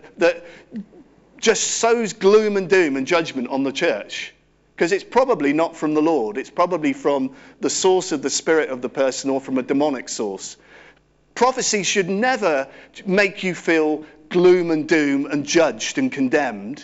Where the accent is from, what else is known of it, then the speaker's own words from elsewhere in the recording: Cirencester, South West England, United Kingdom; I grew up in Cirencester Baptist Church